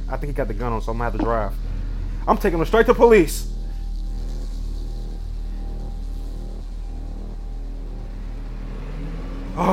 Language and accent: English; Detroit, Michigan, United States; I'm from Detroit.